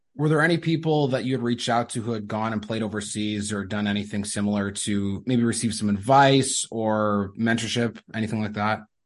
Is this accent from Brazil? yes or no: no; Manitoba, Canada; I'm from Canada